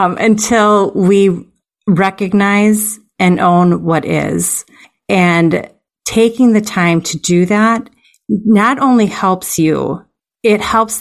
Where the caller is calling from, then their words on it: Green Bay, Wisconsin, United States; I am calling from Green Bay, Wisconsin.